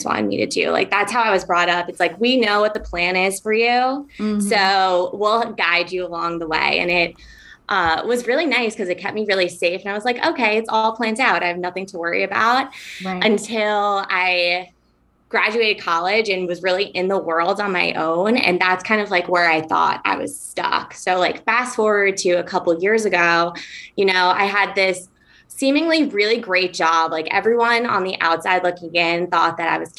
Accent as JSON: {"language": "English", "region": "New York", "country": "United States", "tie": "born or raised there", "moved": "as an adult", "lives_now": "San Diego, United States", "said": "I grew up in New York on the East Coast"}